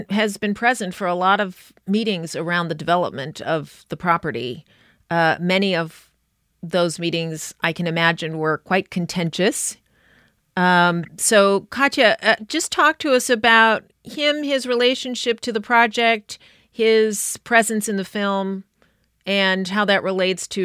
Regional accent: Brooklyn, New York, United States; I'm originally from Brooklyn and I know the feeling of gentrification and development

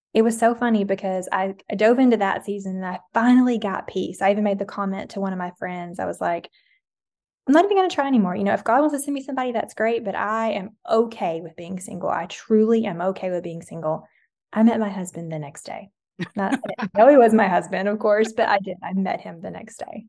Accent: the South, United States; growing up in the South

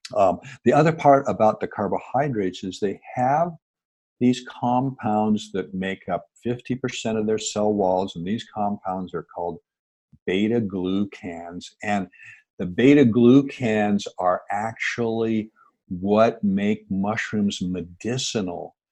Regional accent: Seattle, Washington, United States; born and raised in the Pacific Northwest. I grew up in Seattle

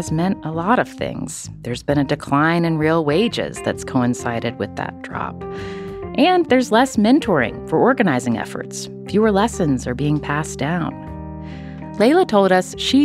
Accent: West Virginia, United States; growing up in West Virginia

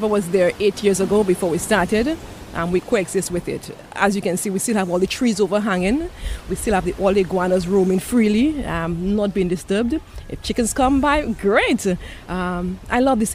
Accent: Dominica; I am from Dominica, yes. Yes, I am more from the rainforest area, but yes, I'm from Dominica

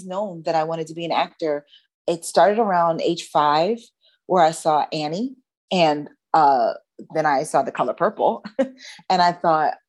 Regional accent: Philadelphia, Pennsylvania, United States; moved away; so I am actually from Philadelphia

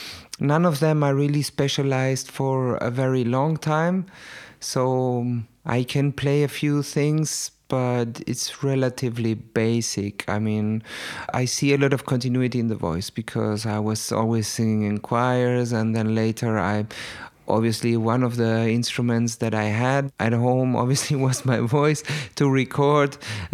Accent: Baden-Württemberg, Germany; also born or lived in Chile; I grew up in Germany already as a small kid.

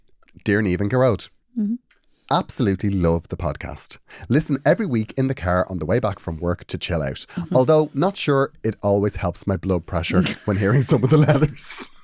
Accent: Carrickfergus, Northern Ireland, United Kingdom; Also, I'm from Carrickfergus, Green Island.

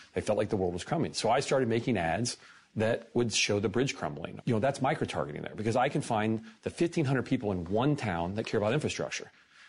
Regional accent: United States; I'm American.

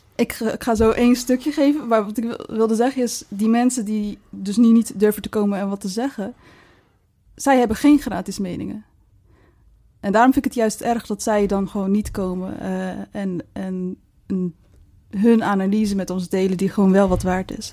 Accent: Maasluis, South Holland, Netherlands; In Maasluis, ik kom dan uit Maasluis

